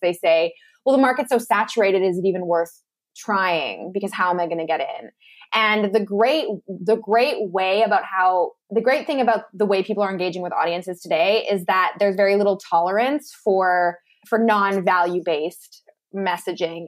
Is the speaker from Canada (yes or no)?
yes; Lethbridge, Alberta, Canada; moved away as an adult; also born or lived in Malaysia; moved back home to my hometown uh, of Lethbridge, Alberta, and was living back in my parents' basement.